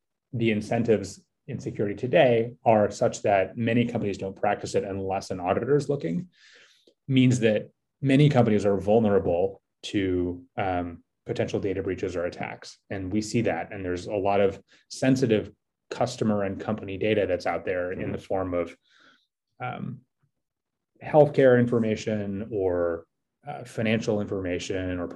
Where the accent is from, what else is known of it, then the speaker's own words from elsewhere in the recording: San Francisco, California, United States; also born or lived in New York City; I grew up in San Francisco and lived in New York for about a decade